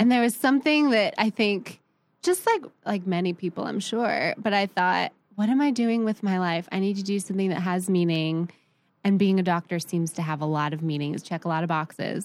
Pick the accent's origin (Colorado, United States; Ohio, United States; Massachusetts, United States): Ohio, United States; Columbus; also born or lived in San Francisco, California; I grew up, I was born in San Francisco. Um, always love it and claim it, but I was pretty much raised in Columbus, Ohio.